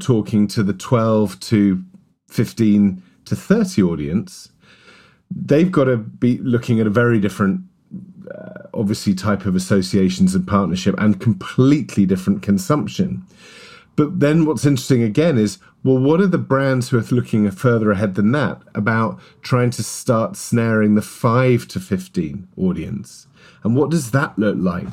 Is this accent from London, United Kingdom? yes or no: yes; London, United Kingdom; as a kid growing up in West London, and my father was a, was a Welshman